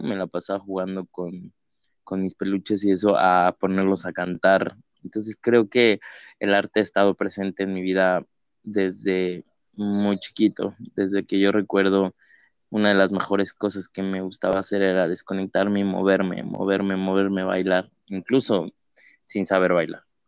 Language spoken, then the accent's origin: Spanish; Mexico City, Mexico; yo soy de la Ciudad de México, originario